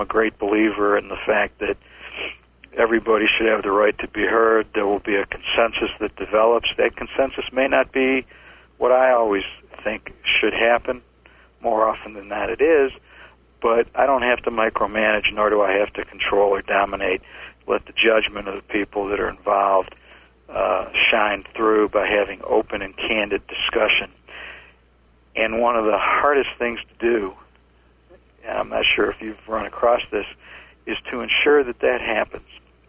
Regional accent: Midwest, United States; It's very much part of what we do here in the Southeast, although I was like that where I grew up in the Midwest, too.

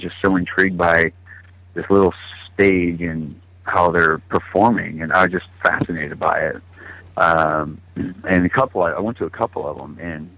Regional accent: California, United States; also born or lived in Cleveland / Austin / Denver; Well, I was born in Cleveland, Ohio. I moved around from Texas, like Austin area, when I was little, near outskirts of Denver from, like, I don't know, 5, 6, and 7. And then right before I turned 8, I moved to Northern California.

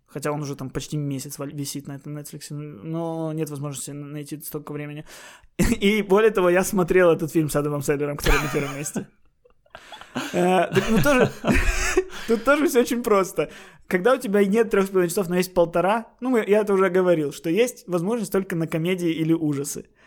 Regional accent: Odesa, Odesa Oblast, Ukraine; now in Kyiv, Ukraine; я все-таки городской, я из Одессы

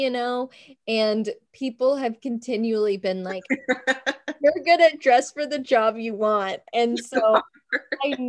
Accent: Tennessee, United States; I'm from Tennessee

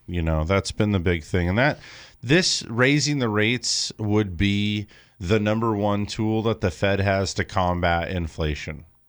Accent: California, United States; I live in California. I always have. I feel like it's just part of being a Californian

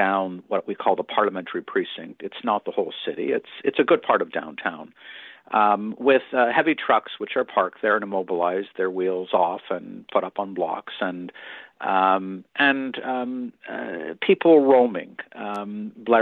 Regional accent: Canada

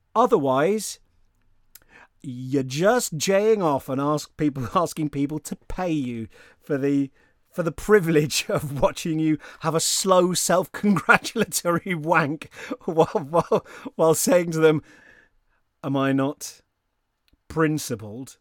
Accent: United Kingdom; I'm a British person

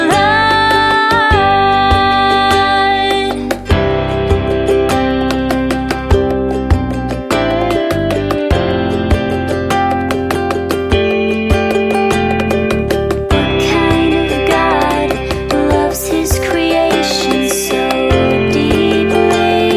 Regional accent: Lake Wales, Florida, United States; my hometown of Lake Wales, Florida

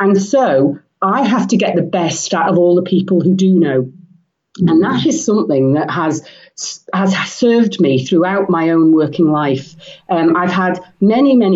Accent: Isle of Man; also born or lived in England; I grew up in the Isle of Man, and I went off to England to do a degree

